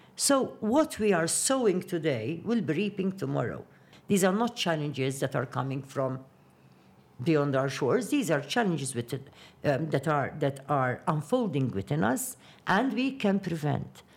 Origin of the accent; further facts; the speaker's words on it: Qormi, Malta; my hometown, Ormi